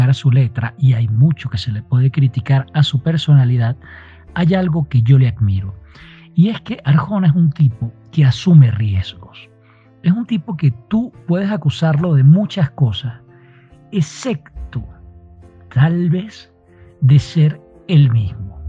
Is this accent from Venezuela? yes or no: yes; Maracay, Aragua, Venezuela; now in Quito, Ecuador; Soy de Venezuela, nacido en Maracay. Actualmente estoy viviendo en Quito, Ecuador.